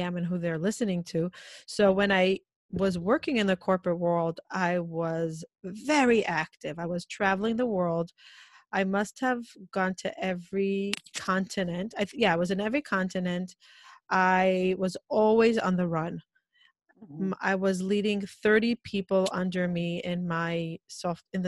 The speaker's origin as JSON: {"language": "English", "country": "Israel", "tie": "born or raised there", "moved": "as an adult", "lives_now": "New York, United States", "said": "I live in New York. I'm 43 years old. I grew up in Israel"}